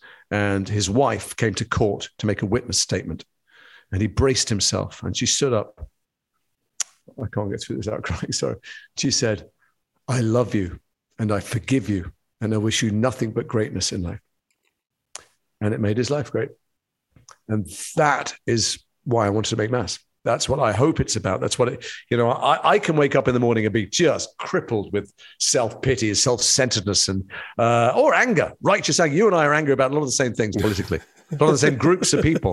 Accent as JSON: {"language": "English", "town": "Edgware", "region": "London", "country": "United Kingdom", "tie": "born or raised there", "said": "the community I grew up in Edgware"}